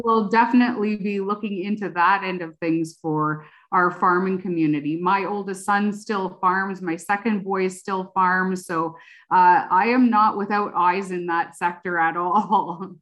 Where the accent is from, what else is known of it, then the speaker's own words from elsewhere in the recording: Oxford County, Ontario, Canada; I grew up in Oxford County